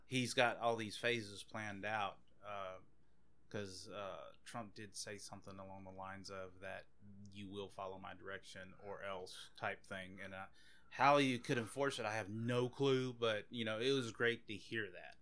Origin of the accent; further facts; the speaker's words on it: Anacoco, Louisiana, United States; also born or lived in Oakdale, Louisiana; I grew up in Anacoco, which is about an hour north of here, a little, maybe a little less, uh, and I mean, grew up from sixth grade up until I graduated high school